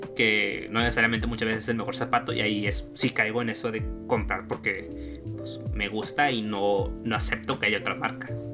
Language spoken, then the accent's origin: Spanish; Mexico; para los que somos, pues, cuates de la República